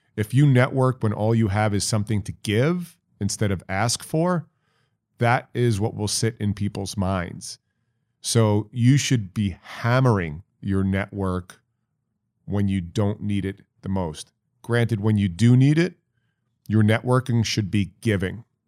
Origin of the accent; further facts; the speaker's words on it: Syosset, New York, United States; also born or lived in Dayton, Ohio; my hometown, Syosset, New York